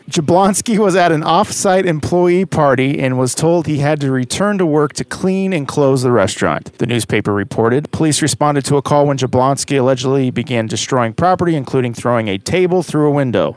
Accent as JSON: {"language": "English", "town": "Kansas City", "country": "United States", "tie": "born or raised there", "said": "I grew up eating in Kansas City"}